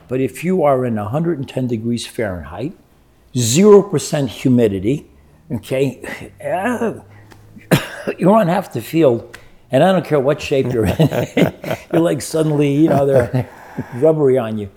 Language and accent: English; Brazil; moved away; also born or lived in New Jersey; I grew up in Brazil